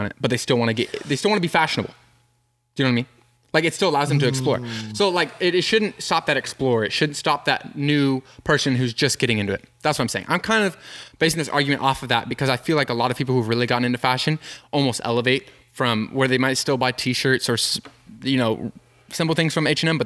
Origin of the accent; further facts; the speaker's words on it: United States; as Americans